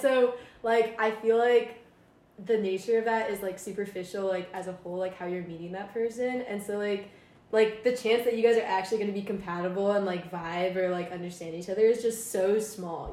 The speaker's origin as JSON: {"language": "English", "region": "Maryland", "country": "United States", "moved": "as an adult", "said": "I'm from Maryland"}